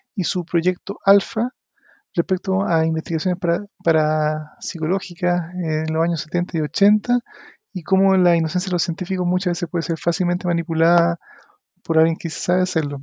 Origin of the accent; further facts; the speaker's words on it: Chile; seamos los chilenos